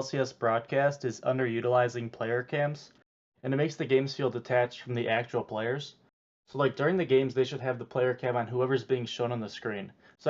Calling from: Cleveland, Ohio, United States

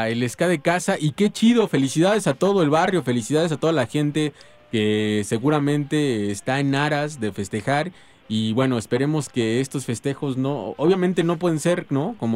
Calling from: Iztapalapa, Mexico City, Mexico; Eh, les hablo de acá de Iztapalapa, vamos hacia el trabajo. Saludos a toda la bandota de Iztapalapa.

